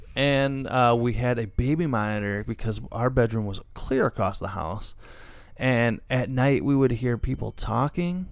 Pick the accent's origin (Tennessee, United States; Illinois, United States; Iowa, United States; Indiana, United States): Illinois, United States; we are from Illinois